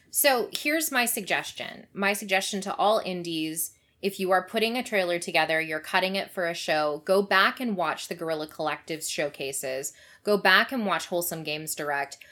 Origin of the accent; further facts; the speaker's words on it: Canada; as a Canadian